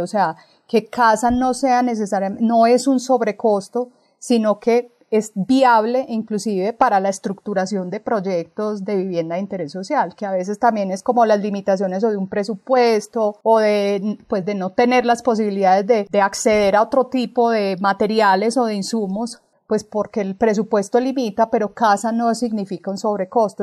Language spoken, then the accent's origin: Spanish; Colombia; como colombianos